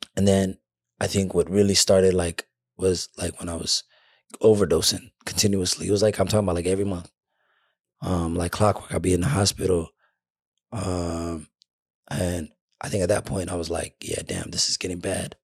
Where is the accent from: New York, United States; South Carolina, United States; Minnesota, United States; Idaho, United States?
Minnesota, United States; I'm from Minnesota